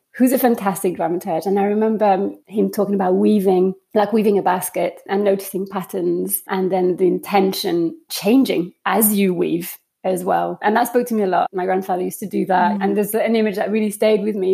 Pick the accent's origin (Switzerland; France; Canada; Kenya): France; moved away; I grew up in France